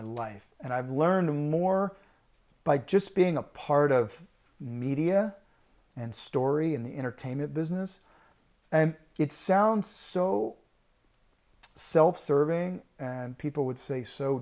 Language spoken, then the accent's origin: English; Louisiana, United States; moved away; growing up in Louisiana